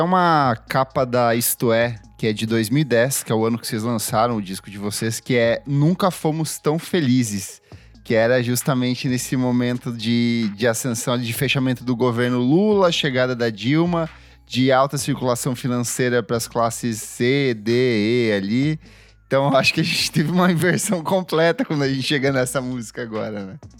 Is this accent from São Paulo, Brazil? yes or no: no; interior of Paraná, Brazil; moved away; eu venho do interior do Paraná